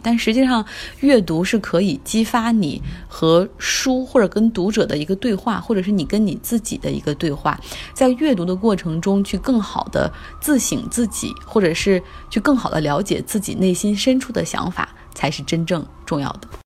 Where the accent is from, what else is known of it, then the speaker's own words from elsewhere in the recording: Harbin, Heilongjiang, China; moved away as an adult; now in Beijing, China; 跟我在我的家乡哈尔滨生活的时间可能差不多